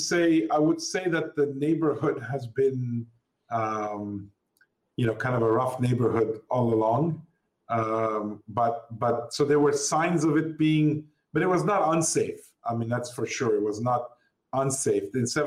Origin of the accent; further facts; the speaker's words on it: Beirut, Lebanon; moved away; I was born in Beirut